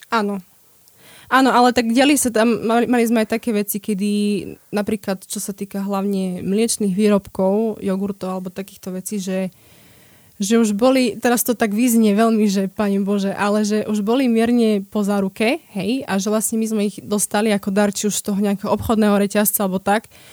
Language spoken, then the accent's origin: Slovak; Slovakia; moved away as an adult; also born or lived in Italy; my ako Slováci sme veľmi takí